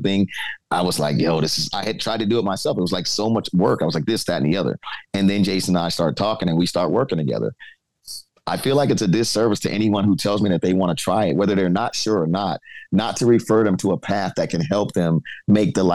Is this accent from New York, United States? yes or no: yes; New York City, New York, United States; moved away as an adult; now in Cincinnati, United States; I come from the Bronx.